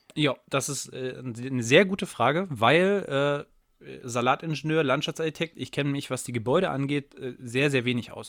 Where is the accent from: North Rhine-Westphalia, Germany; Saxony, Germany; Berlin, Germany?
Saxony, Germany; wir sind beide aus Sachsen